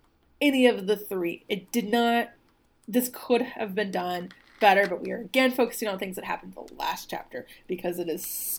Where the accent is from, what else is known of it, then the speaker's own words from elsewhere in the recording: the South, United States; moved away; since I've left the South